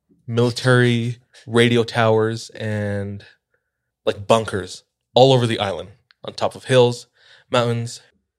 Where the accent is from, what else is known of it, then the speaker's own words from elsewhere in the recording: Hawaii, United States; So I'm just hyping up my hometown.